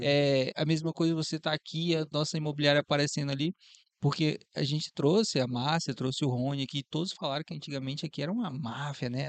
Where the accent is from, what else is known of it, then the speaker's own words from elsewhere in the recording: Porto Velho, Rondônia, Brazil; Eu sou de Porto Velho, Rondônia